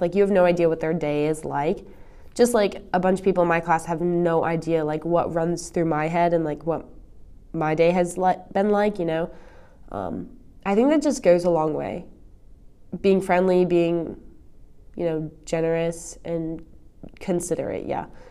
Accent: East Coast, United States; moved away; I'm from the East Coast

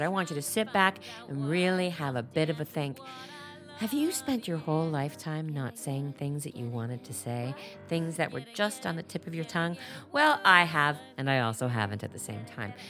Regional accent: Canada; I'm just a Canadian gal

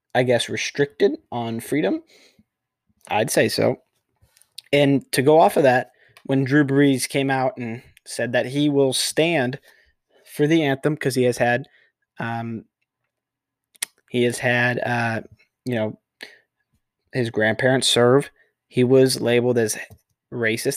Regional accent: Texas, United States; I'm a Texan native

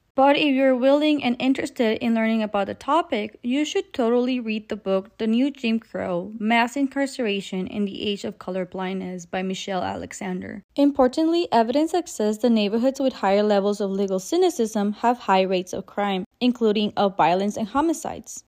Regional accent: Mexico; I was raised in Mexico

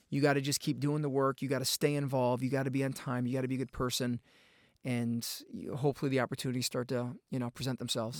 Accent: outside of Chicago, Illinois, United States; moved away as an adult; also born or lived in Asheville, North Carolina; I grew up outside of Chicago.

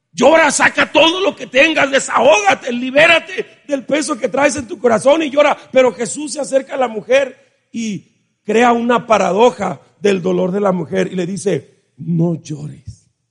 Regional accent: Mexico; Nosotros como mexicanos

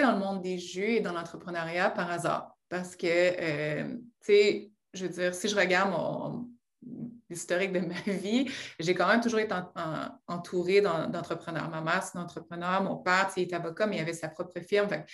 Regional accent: Rouyn-Noranda, Quebec, Canada; je viens de Rwanda, j'aime le mentionner parce que c'est une petite ville en Abitibi que les gens oublient

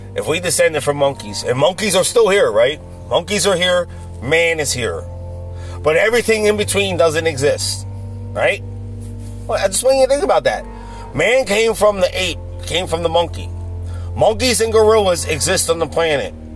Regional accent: Philadelphia, Pennsylvania, United States; my hometown of Philly

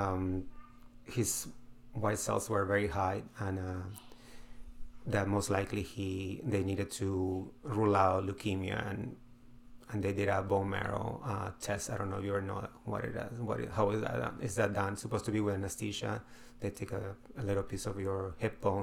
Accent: Peru; now in United States; I'm from Peru

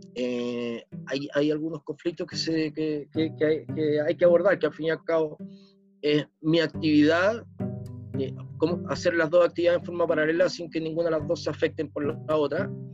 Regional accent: Chile; nosotros como chilenos somos más prácticos

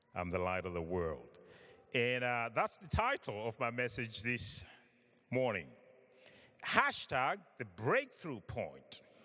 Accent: Zimbabwe; I was born in Africa, in Zimbabwe

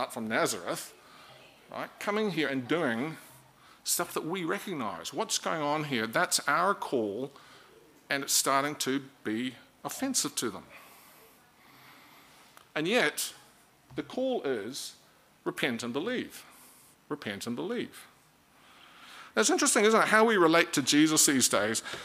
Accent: Auckland, New Zealand; moved away as an adult; also born or lived in Dunedin; now in Christchurch, New Zealand; I'm from Auckland

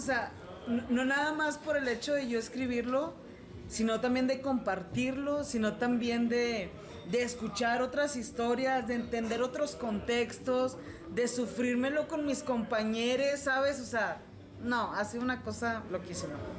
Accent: Saltillo, Coahuila, Mexico; yo soy la única de Saltillo ahí.

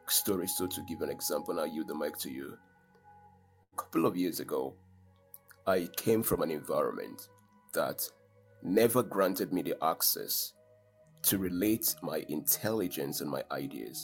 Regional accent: Nigeria; I'm proudly a Nigerian man, an African man

